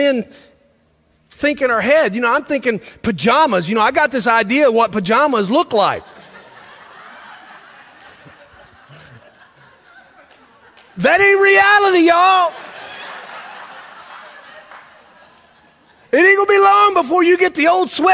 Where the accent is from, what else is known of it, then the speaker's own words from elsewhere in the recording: Millersville, United States; I grew up in Millersville